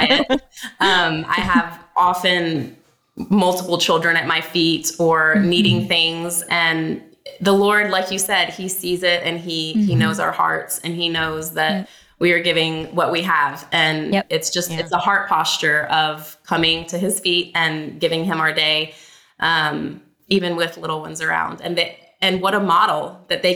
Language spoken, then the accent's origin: English; Alabama, United States; moved away; I'm from Alabama